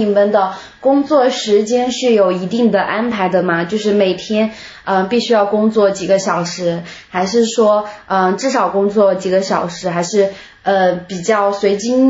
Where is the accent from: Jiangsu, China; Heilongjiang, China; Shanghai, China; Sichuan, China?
Sichuan, China; Meishan; 我是眉山的，就是离成都挺近的一个地方。